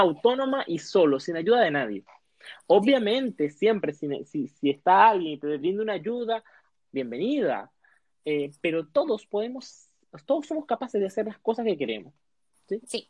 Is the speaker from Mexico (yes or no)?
no; Venezuela; moved away as an adult; also born or lived in Colombia; now in Chile; nosotros somos venezolanos y, estamos migrantes en Chile.